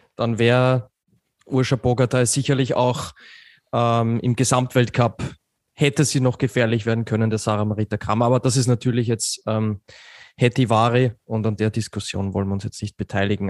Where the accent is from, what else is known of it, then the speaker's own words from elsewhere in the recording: Austria; ich bin da natürlich ein bisschen befangen als Österreicher